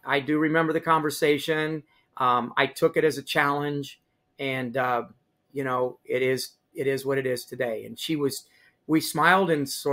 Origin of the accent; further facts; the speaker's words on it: Higginsville, Missouri, United States; my hometown of Higginsville